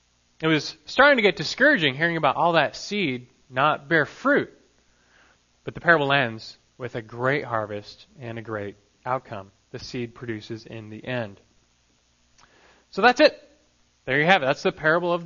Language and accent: English; Los Angeles, California, United States; growing up in Los Angeles, not very far from the famed Disneyland